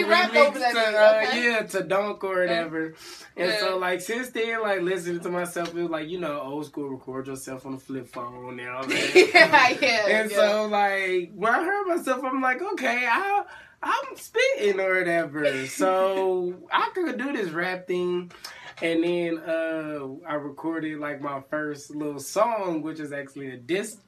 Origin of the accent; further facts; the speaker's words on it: California, United States; It's really growing up in Cali, I don't know, it's fun, but then not necessarily just, like, kind of, like, just serious, too.